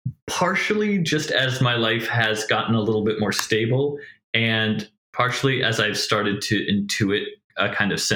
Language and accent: English; Coldfoot, Alaska, United States; also born or lived in Portland; now in Los Angeles, United States; growing up in Coldfoot, Alaska